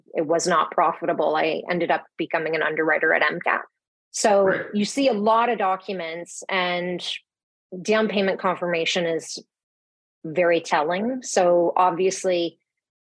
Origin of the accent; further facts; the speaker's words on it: Belleville, Ontario, Canada; moved away as an adult; now in Toronto, Canada; So I grew up in Belleville, or as we call it, Belvegas. It's a small town in sort of between Toronto and Kingston.